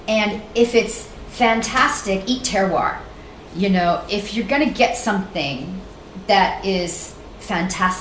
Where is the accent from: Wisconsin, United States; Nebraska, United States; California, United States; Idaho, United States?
California, United States; Central Valley of; also born or lived in San Francisco; I grew up in the Central Valley of California, which has a dominant Mexican population.